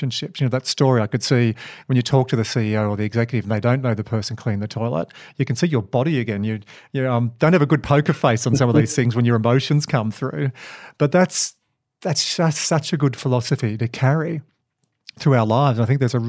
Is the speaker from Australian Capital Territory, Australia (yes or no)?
no; Dubbo, New South Wales, Australia; moved away; also born or lived in Wagga Wagga / Hobart, Tasmania; I was born in Wagga Wagga and then I grew up in Dubbo and then I was cultured in Hobart, Tasmania